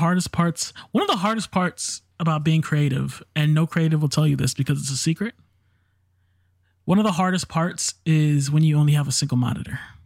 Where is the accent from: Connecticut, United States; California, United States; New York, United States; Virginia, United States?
New York, United States; New York City; I'm from the Bronx. I'm black and Puerto Rican, so I am the universal minority